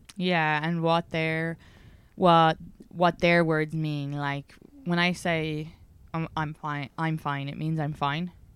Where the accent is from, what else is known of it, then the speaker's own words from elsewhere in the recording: Ireland; just being Irish